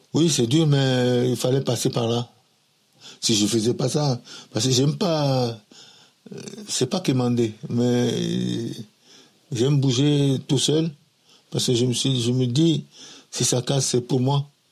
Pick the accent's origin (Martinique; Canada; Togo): Togo; Lomé, Maritime; moved away as an adult; also born or lived in Nigeria / Benin; now in France; Je suis né à Lomé euh, le 5 54 J'ai grandi à Lomé